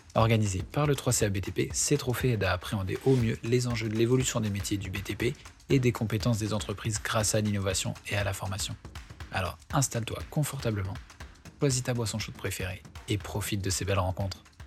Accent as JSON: {"language": "French", "region": "Hauts-de-France", "country": "France", "tie": "born or raised there", "said": "je suis aussi originaire du nord de France"}